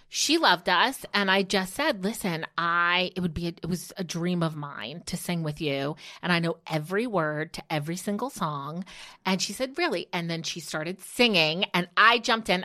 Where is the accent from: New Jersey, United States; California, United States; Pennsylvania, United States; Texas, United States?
New Jersey, United States; outside of Newark; Because I am such a Jersey girl. I grew up outside of Newark